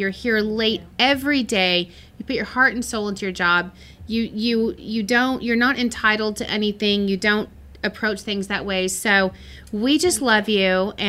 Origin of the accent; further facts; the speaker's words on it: Texas, United States; I was from West Texas, and I was like trying to be ….